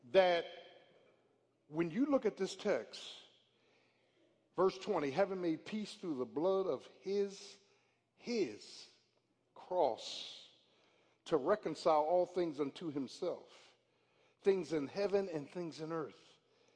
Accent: Philadelphia, Pennsylvania, United States; moved away; I'm from Philly

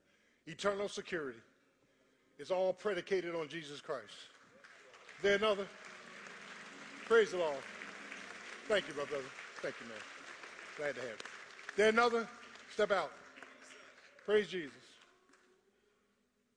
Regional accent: Philadelphia, Pennsylvania, United States; I'm from Philly. I'm a Philly boy

